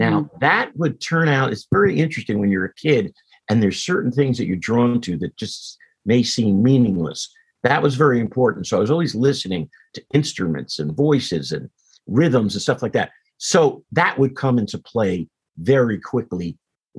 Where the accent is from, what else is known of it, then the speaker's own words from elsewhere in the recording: Teaneck, New Jersey, United States; growing up in Teaneck